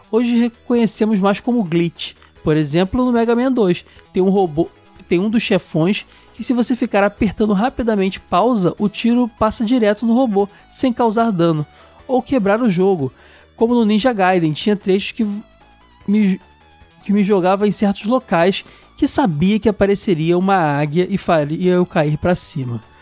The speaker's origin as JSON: {"language": "Portuguese", "town": "Poá", "region": "São Paulo", "country": "Brazil", "said": "muito bom apelido tenho 19 anos e sou de Poa, São Paulo. Poá, São Paulo."}